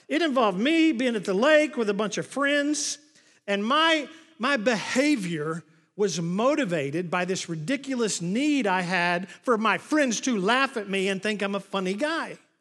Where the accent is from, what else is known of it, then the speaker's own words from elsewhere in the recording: Oklahoma, United States; moved away; I grew up in Oklahoma